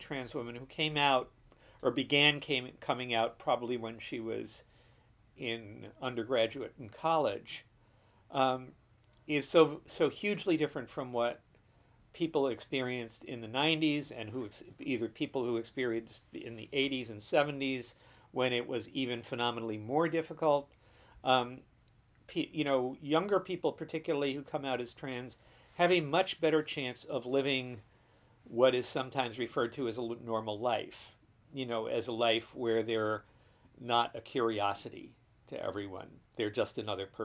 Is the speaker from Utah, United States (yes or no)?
no; New Jersey, United States; I was born in New Jersey, mm-hmm. in the New York suburbs. In 1946, I was raised in the Jersey